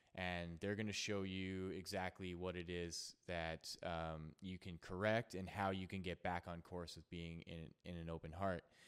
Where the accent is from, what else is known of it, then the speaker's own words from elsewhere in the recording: Canada; also born or lived in Edmonton, Alberta; I'm from Canada. I'm in Edmonton, Alberta